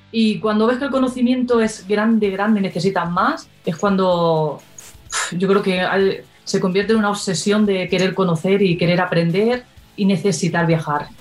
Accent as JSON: {"language": "Spanish", "country": "Spain", "said": "somos españoles"}